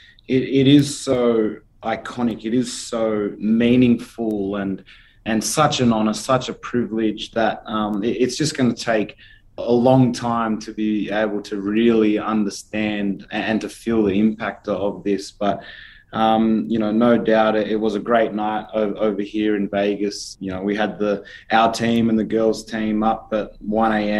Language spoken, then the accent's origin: English; Australia; as an Australian number one, but as an Australian athlete number two